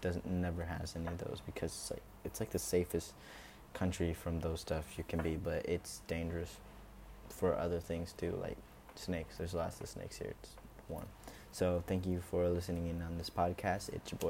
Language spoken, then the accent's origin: English; Singapore; I lived here all my life, actually. But I was born in Singapore, like I said, and yeah.